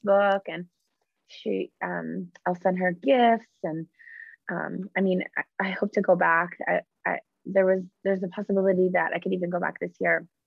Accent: Canada; I'm Canadian myself

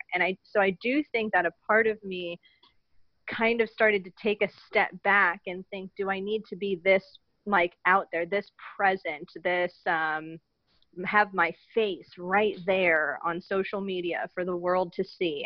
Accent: United States; I'm an American revert to Islam

